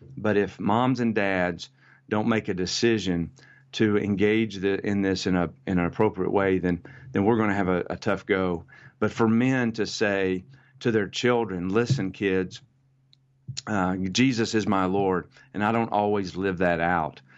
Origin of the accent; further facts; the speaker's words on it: United States; I'm American